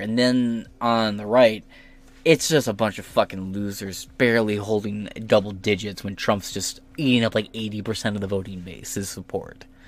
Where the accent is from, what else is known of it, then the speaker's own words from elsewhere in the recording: United States; As an American